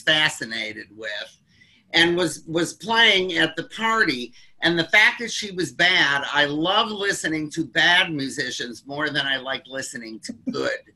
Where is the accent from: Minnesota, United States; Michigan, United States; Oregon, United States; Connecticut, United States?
Michigan, United States; Detroit; I grew up in Detroit when Motown was coming up